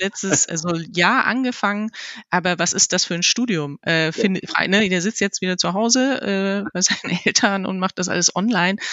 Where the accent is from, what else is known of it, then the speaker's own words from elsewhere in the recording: Germany; unsere deutsche Sprache